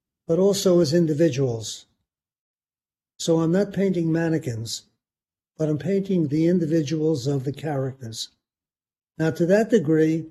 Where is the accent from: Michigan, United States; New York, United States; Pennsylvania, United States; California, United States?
New York, United States; as an American Jew in New York, who, when I was a kid, faced anti-Semitism